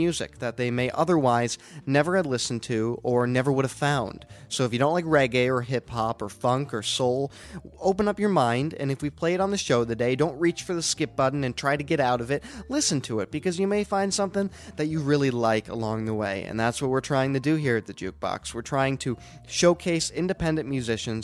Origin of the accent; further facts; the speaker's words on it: Denver, Colorado, United States; now in Chicago, United States; my hometown of Denver